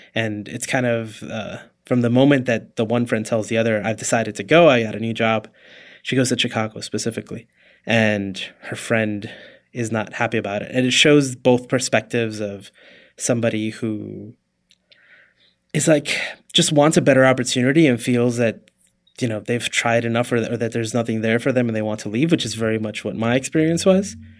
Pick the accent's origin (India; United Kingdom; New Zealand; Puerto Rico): Puerto Rico; moved away; I was born in Puerto Rico.